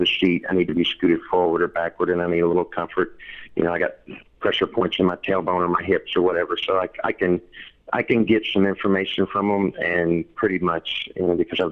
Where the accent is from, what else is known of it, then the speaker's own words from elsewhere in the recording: rural eastern Kentucky, United States; moved away as an adult; also born or lived in Lexington, Kentucky; now in Florida, United States; I grew up in rural eastern Kentucky, so I have my hillbilly bona fides. but I've lived my whole adult life in Lexington, Kentucky.